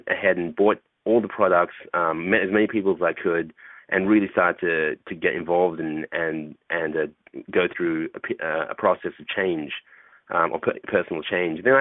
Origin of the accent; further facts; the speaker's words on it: Australia; I grew up in uh, in Australia, and um, I'm a I'm a short Asian guy for for those people who don't who don't know me. Um, and uh, growing up in Australia amongst a bunch of alpha males